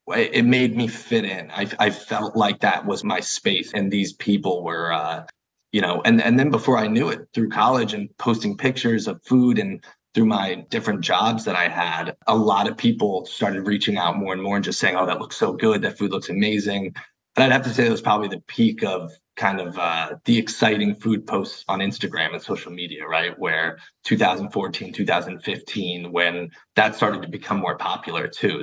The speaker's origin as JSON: {"language": "English", "region": "New Jersey", "country": "United States", "said": "I'm from a small town in West Jersey, super quiet"}